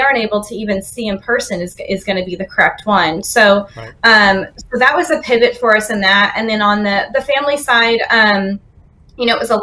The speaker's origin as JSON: {"language": "English", "region": "Northern California", "country": "United States", "moved": "yes", "lives_now": "Austin, United States", "said": "we're actually originally from California, Northern California"}